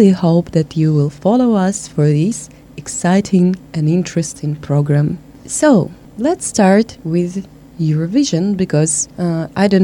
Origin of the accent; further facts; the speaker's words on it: Russia; moved away; I came from Russia